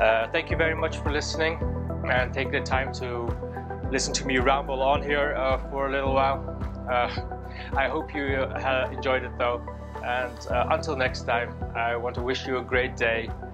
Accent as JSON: {"language": "English", "town": "Amsterdam", "region": "North Holland", "country": "Netherlands", "moved": "as an adult", "lives_now": "Northern Ireland, United Kingdom", "said": "I am from Amsterdam, the Netherlands. Uh, I moved to Northern Ireland 15 years ago"}